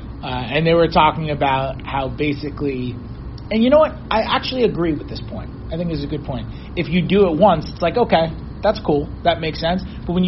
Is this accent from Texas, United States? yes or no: no; New York, United States; I'm from New York and have tons of friends from childhood